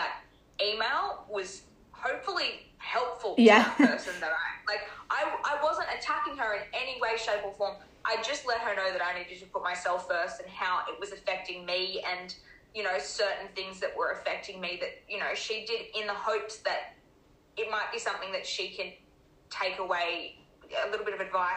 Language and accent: English; Brisbane, Queensland, Australia; When we moved back to my home state, Brisbane, or Queensland, Brisbane